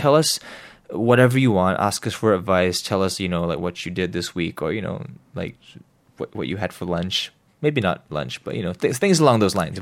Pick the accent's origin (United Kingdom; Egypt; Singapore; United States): Singapore; growing up here